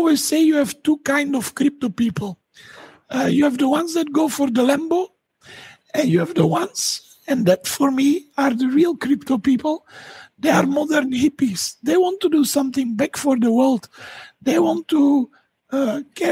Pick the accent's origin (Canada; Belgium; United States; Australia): Belgium; Dendermonde, Flanders; I'm from Belgium, and I'm from a city called Dendermonde